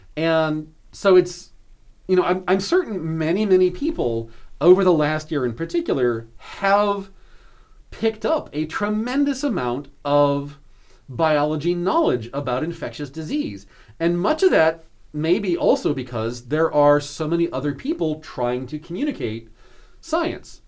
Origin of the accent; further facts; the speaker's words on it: outside of Seattle, Washington, United States; now in York, United States; I grew up hiking outside of Seattle in the Cascade Mountains